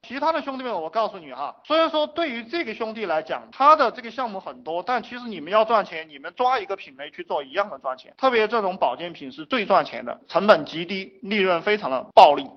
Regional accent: China; 我们中国人含蓄

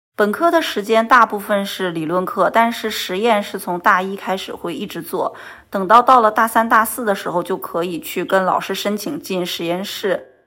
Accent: Northeast China, China; moved away as an adult; now in Qingdao, China; 我的家乡是在东北

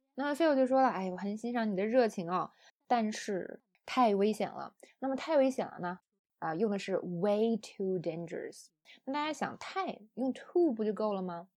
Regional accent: China; 我们中国人

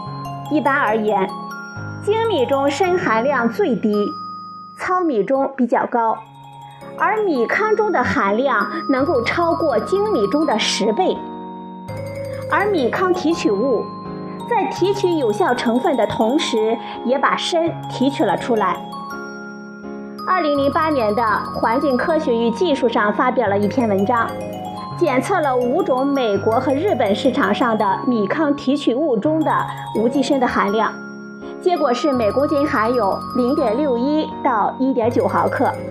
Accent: China; 对于我们中国人来说，无法不吃米饭

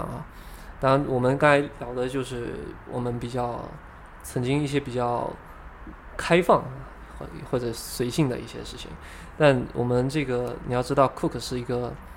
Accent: Fujian, China; 我本身是福建人

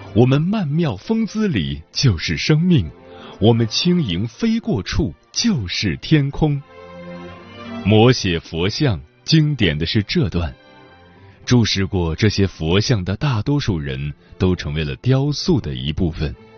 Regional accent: China; 我们中国人有种生死与共的浪漫

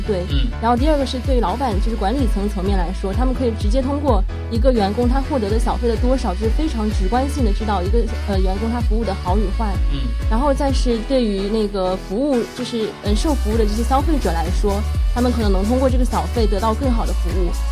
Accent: Wenzhou, Zhejiang, China; moved away as an adult; also born or lived in Hangzhou; 我是温州人，然后在温州，嗯，生活比较多嘛

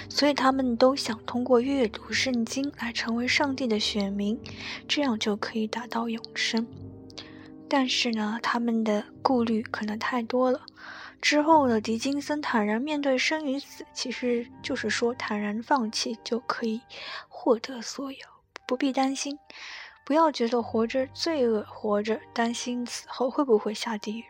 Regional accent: China; 我们中国人，不是每个人都信道教，但是每个人都会有道的那种气质在里面

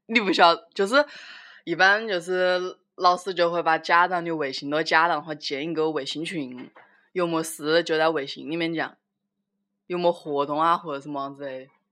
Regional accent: Wuhan, Hubei, China; accent: Wuhan Mandarin; 我们就是普通话拿的就是就是武汉普通话

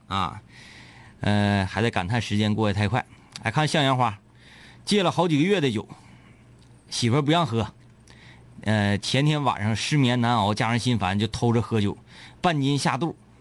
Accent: Northeast China, China

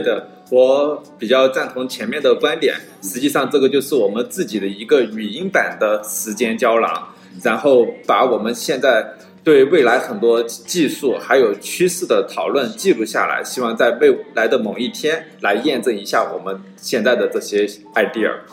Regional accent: China; 恰好作为中国人呢，我们又有两个邻居

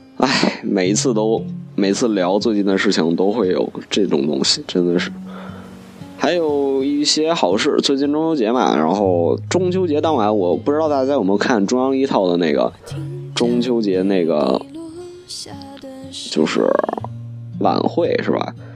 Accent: China; 作为一个中国人的话，还是挺骄傲的

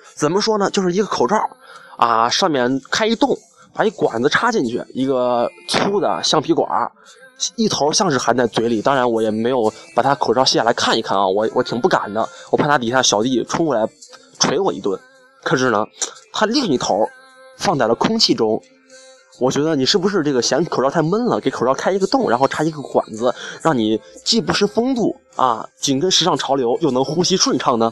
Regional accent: Xi'an, Shaanxi, China; 我从小在西安，我生活了二十一年，二十一年来我享受了二十一年暖气

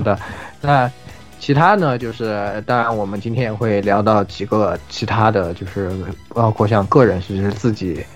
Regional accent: China; 我们中国人民非常熟悉的啊

